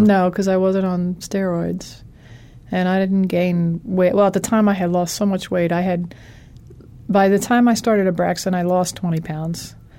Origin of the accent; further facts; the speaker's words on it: Philadelphia, Pennsylvania, United States; I'm from Philadelphia